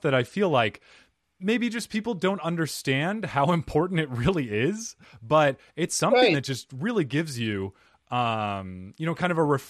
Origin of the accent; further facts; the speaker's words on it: United States; I'm American, I speak Portuguese